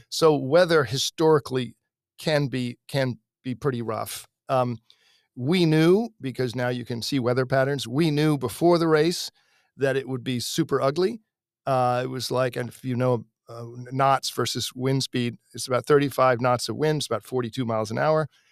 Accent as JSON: {"language": "English", "country": "United States", "tie": "born or raised there", "said": "I grew up sailing in Chesapeake Bay"}